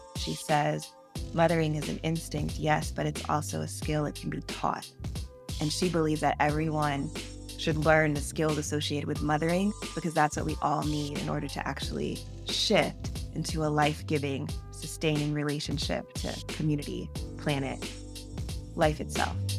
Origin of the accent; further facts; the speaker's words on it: Atlanta, Georgia, United States; when I was a teenage writer growing up in Atlanta